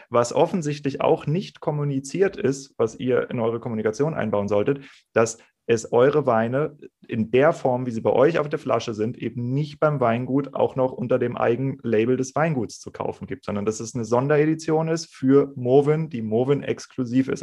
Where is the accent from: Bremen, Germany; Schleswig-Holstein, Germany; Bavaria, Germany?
Schleswig-Holstein, Germany; Kiel; also born or lived in Rheingau; now in Bergen, Germany; Ich komme gebürtig aus Kiel, habe dann im Rheingau gelernt und mich hat es jetzt an die österreichische Grenze verschlagen